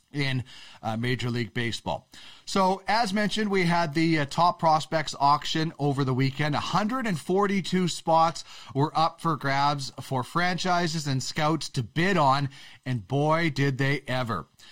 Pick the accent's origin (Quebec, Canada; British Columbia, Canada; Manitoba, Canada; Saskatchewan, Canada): Manitoba, Canada; I'm a prairie guy. I, I'm, I'm from Manitoba.